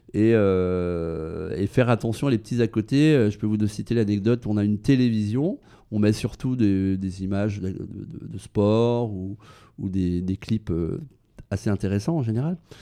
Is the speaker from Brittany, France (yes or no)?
yes; Brittany, France; now in Paris, France; dans ma région natale en Bretagne